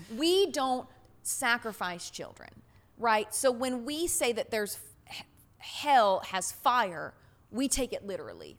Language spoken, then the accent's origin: English; the South, United States; I grew up in the South